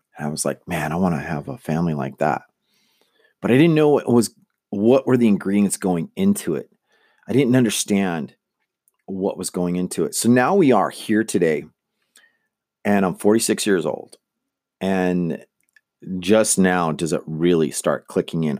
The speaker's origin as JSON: {"language": "English", "town": "Manteca", "region": "California", "country": "United States", "tie": "born or raised there", "also_born_or_lived": "Lodi, California", "said": "I was growing up in Manteca, California, which is a, a, it was a farm town"}